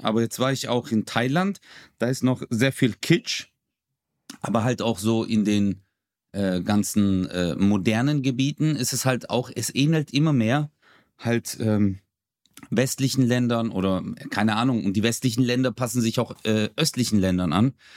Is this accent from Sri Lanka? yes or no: no; Çarşamba, Samsun, Turkey; now in Germany; da wo ich herkomme, ist ja auch äh, Charchamba